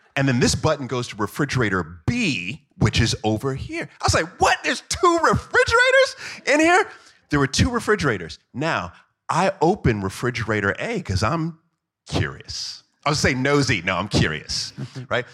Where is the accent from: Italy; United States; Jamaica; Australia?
Jamaica; I am Jamaican